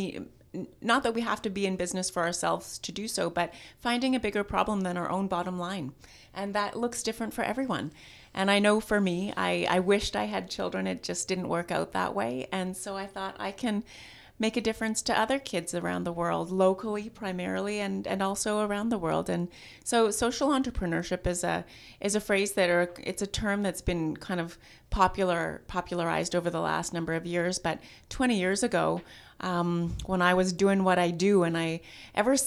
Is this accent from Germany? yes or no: no; Saskatchewan, Canada; now in Kelowna, Canada; I am originally from Saskatchewan, but moved to Kelowna in 1995